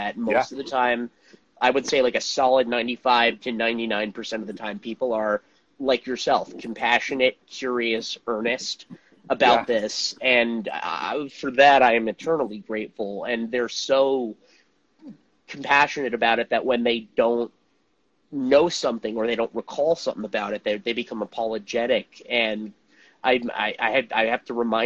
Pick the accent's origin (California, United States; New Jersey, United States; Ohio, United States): New Jersey, United States; Montclair; where I grew up in New Jersey, which is a suburb called Montclair.